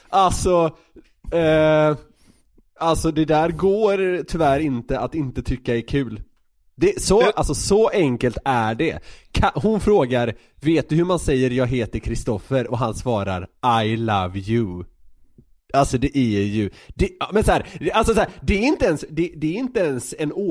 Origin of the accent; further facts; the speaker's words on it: Södermanland, Sweden; Ja, det är för att jag är sörmlänning.